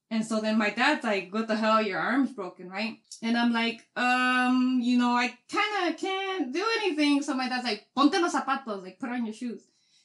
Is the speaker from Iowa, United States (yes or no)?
no; Chicago, Illinois, United States; I grew up in the Wild Wild Hundreds.